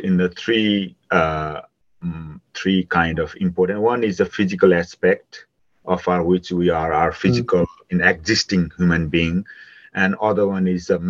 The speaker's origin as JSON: {"language": "English", "country": "Nepal", "tie": "born or raised there", "moved": "yes", "said": "growing up in Nepal"}